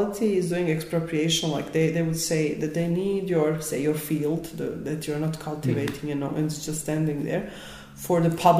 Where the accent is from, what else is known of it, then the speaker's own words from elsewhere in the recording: Bosnia & Herzegovina; my hometown was completely destroyed